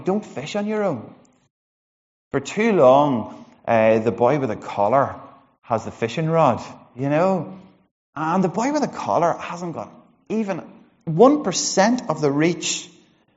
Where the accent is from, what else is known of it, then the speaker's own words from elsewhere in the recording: Monaghan, County Monaghan, Ireland; I'm from Monaghan